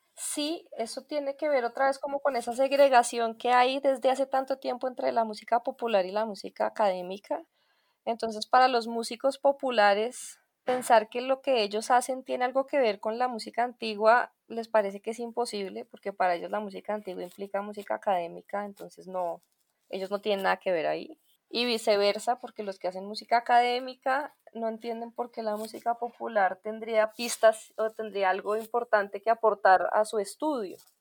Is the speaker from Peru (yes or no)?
no; Colombia; Soy músico colombiano